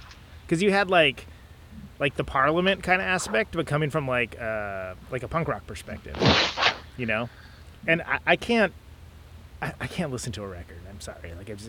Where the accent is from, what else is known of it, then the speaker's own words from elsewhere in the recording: Modesto, California, United States; moved away; also born or lived in Oakland; dumb kid in Modesto